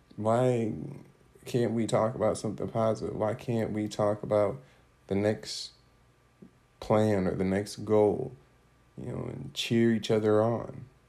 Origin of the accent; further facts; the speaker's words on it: Rockford, Illinois, United States; moved away; my hometown of Rockford